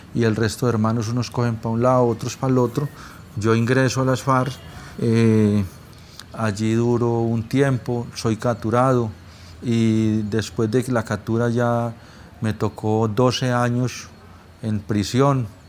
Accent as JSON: {"language": "Spanish", "town": "Pereira", "region": "Risaralda", "country": "Colombia", "tie": "born or raised there", "also_born_or_lived": "Valle del Cauca / Meta", "moved": "as an adult", "said": "Nací en, en Pereira"}